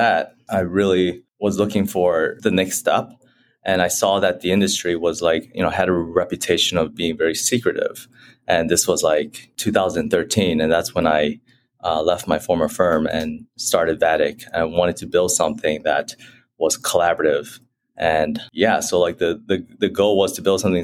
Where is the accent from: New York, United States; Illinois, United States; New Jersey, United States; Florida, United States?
Illinois, United States; Chicago; I grew up in Chicago, Illinois